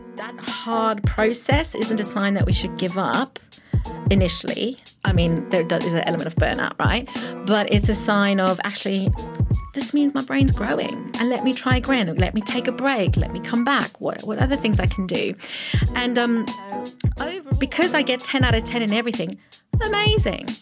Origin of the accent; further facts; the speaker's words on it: Pretoria, Gauteng, South Africa; accent: South African; first language Afrikaans; English is a second language; moved away as an adult; now in United Kingdom; Born in South Africa, Pretoria, um, nineteen eighty-two